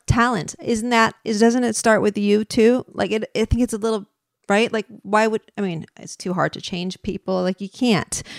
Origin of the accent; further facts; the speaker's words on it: San Francisco, California, United States; I'm from San Francisco